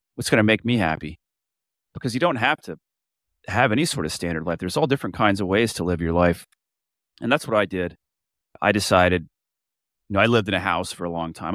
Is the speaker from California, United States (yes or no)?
no; Florida, United States; moved away as an adult; I'm from Florida, but I don't live anywhere anymore besides my boat